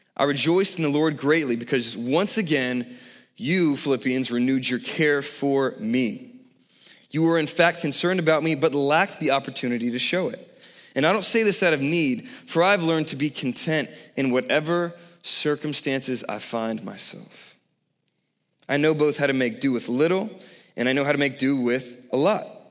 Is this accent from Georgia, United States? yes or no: yes; Savannah, Georgia, United States; I grew up in Savannah, Georgia, right on the ocean